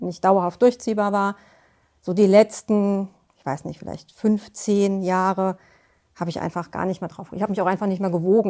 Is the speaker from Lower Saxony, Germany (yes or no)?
no; Offenbach am Main, Hesse, Germany; Ich komme aus Offenbach.